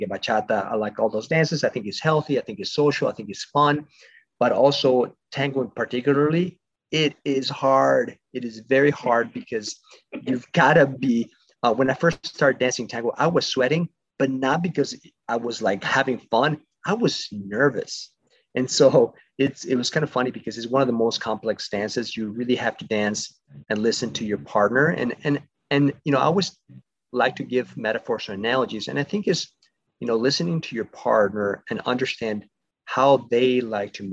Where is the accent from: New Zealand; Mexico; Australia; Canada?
Mexico; now in United States; I'm originally from Mexico. I was born there, but my family migrated to the States many years ago